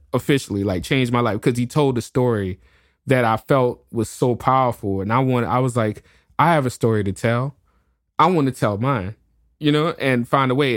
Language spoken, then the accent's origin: English; New Orleans, Louisiana, United States; I'm born and raised in New Orleans